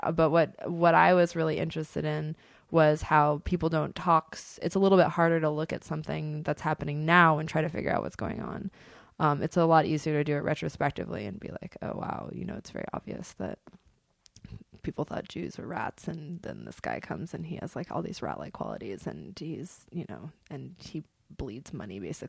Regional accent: Berkeley, California, United States; I'm from Berkeley. I'm chill as fuck.

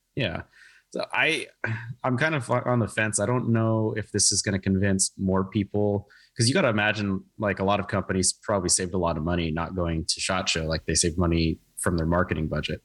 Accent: Oregon, United States; moved away; I grew up on the West Coast, actually. I'm from Oregon originally.

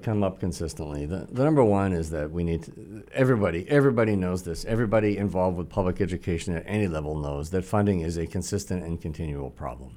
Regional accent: Attleboro, Massachusetts, United States; also born or lived in Boston; I was born actually in Boston, but when I was about three months old, my parents moved to Attleboro

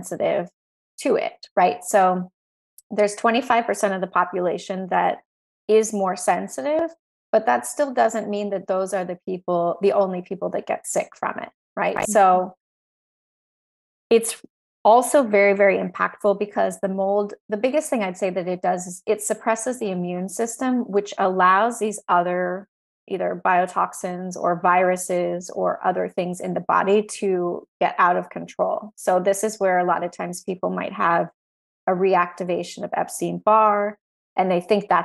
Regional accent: Texas, United States; I grew up in Texas

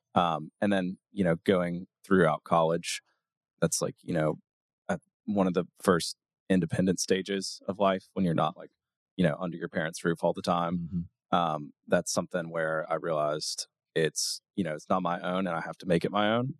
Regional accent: Auburn, Alabama, United States; now in Nashville, United States; I grew up in Auburn, Alabama.

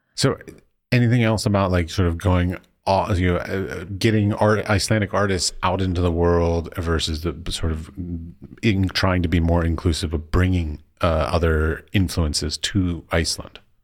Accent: United States; moved away as an adult; now in Czech Republic; as an American

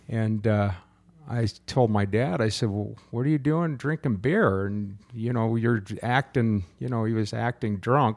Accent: Utah, United States; also born or lived in Southern California; I was brought up in a church until I was nine years old when we moved from Southern California to Utah

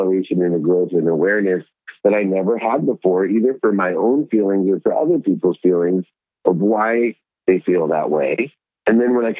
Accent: Akron, Ohio, United States; I grew up in Akron, Ohio with 6 siblings.

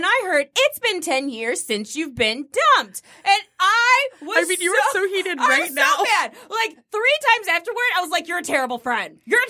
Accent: Toledo, Ohio, United States; moved away; also born or lived in Columbus, Ohio; I was born in Toledo

